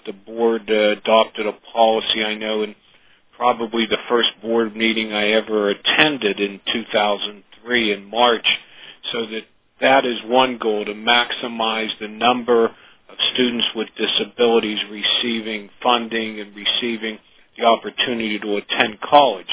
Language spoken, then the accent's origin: English; Johnstown, Pennsylvania, United States; I grew up in Johnstown, Pennsylvania